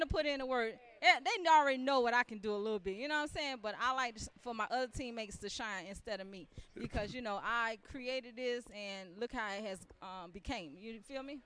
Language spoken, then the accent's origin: English; Miami, Florida, United States; now in South Carolina, United States; I'm originally from Miami, Florida, but I live in South Carolina